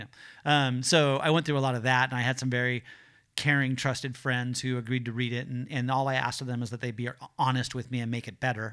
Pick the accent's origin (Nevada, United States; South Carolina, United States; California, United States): California, United States; Los Angeles; I grew up in the South Bay here in Los Angeles